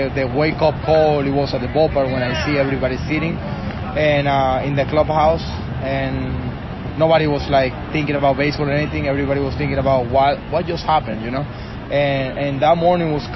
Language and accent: English; Venezuela; English is a second language; moved away; I'm from Venezuela